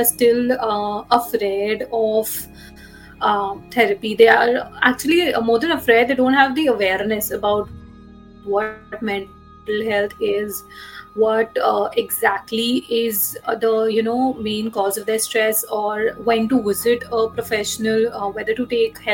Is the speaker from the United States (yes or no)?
no; India; I'm from India, and I have been working as a therapist for over 4 years now